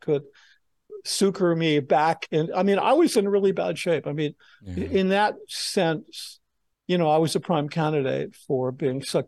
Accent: Los Angeles, California, United States; I grew up in Laurel Canyon, which is this infamous neighborhood. It was where the Southern California music scene began.

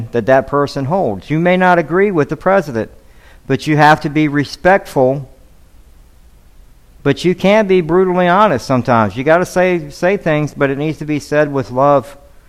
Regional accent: Atlanta, Georgia, United States; now in Devine, Texas, United States; I was born in Atlanta

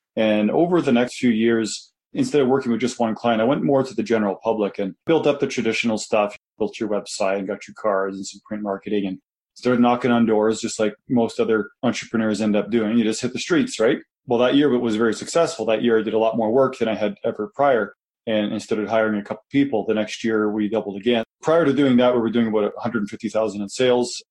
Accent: Kitchener, Ontario, Canada; moved away as an adult; now in Calgary, Canada; I was from Kitchener

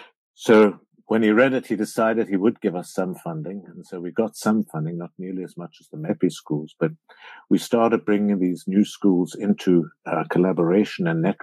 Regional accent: Namibia; moved away; I flew to Namibia, my home country

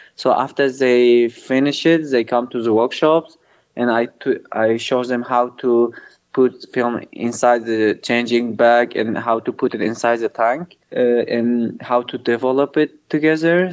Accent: Kobani, Aleppo Governorate, Syria; moved away as an adult; now in Mardin, Turkey; I'm originally from Kobani. Kobani is a, uh, like a border city on the Syrian and Turkish border.

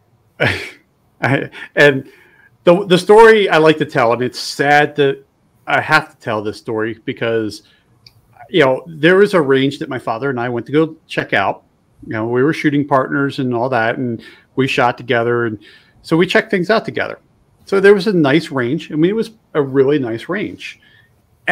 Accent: East Coast, United States; moved away; also born or lived in West (US); I'm originally from the East Coast

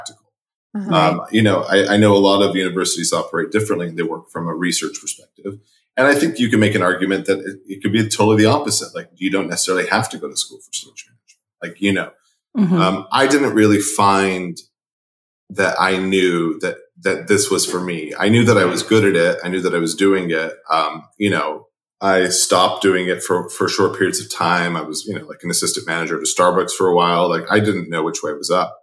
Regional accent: California, United States; I grew up in California

